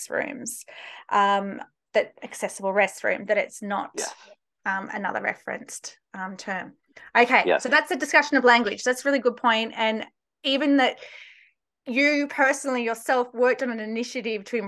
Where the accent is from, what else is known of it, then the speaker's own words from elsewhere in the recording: Australia; moved away as an adult; now in United States; I'm originally from Australia, just in case people can't place my accent